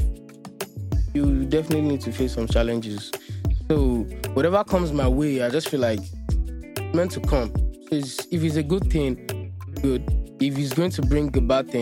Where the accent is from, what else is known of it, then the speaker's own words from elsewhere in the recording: Lagos, Nigeria; also born or lived in Alagbado, Lagos; I was actually born in Alagbado, Mero. But I stayed with my grandma in Mushin, like from primary school through secondary school.